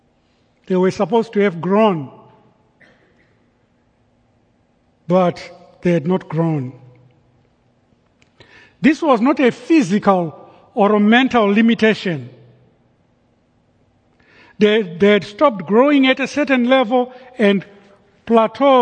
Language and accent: English; Zimbabwe; moved away; Growing up in Zimbabwe in high school